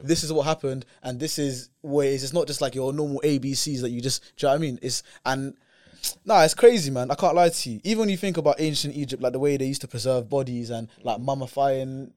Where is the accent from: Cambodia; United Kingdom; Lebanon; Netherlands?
United Kingdom; as a British person